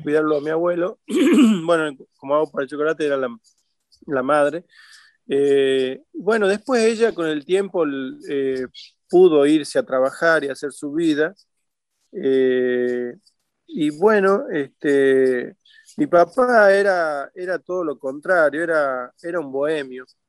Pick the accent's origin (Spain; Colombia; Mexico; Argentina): Argentina; Frías, Santiago del Estero; moved away; haber nacido en Frías, que es un lugar que siempre recordaré